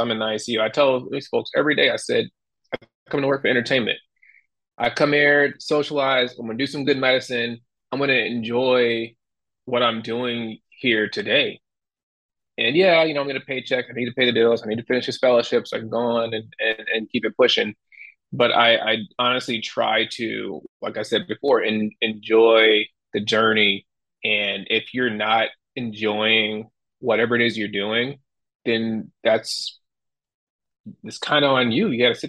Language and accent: English; New York, United States; Yeah, I'm from New York, and he's from a farm.